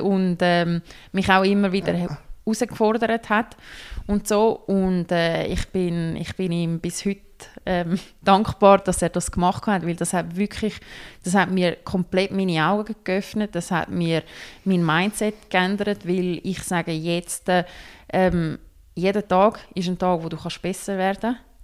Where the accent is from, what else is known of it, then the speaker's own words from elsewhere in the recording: Switzerland; wir hier in der Schweiz